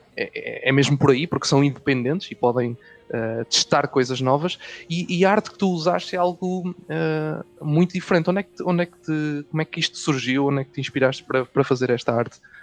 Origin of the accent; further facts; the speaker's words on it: Coimbra, Centro, Portugal; eu não sou do Norte, sou do Centro, sou de Coimbra.